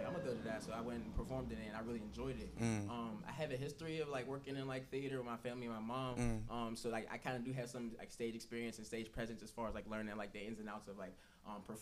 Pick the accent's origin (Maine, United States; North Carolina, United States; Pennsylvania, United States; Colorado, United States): Pennsylvania, United States; Wilkinsburg; I'm from Wilkesburg, east side of Pittsburgh